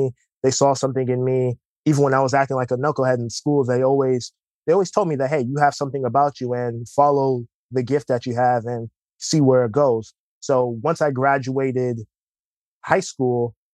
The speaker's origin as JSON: {"language": "English", "town": "Bloomfield", "region": "Connecticut", "country": "United States", "tie": "born or raised there", "said": "So I'm from Bloomfield, Connecticut. It's a suburb right next to Hartford, Connecticut. Been there my whole life, really, for the most part"}